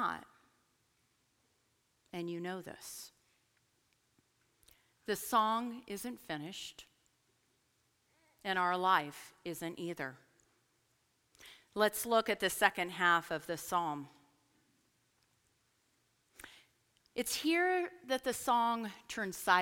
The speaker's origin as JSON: {"language": "English", "town": "Portland", "region": "Oregon", "country": "United States", "also_born_or_lived": "Lynchburg, Virginia", "moved": "as an adult", "said": "I'm from Portland. We don't do altar calls"}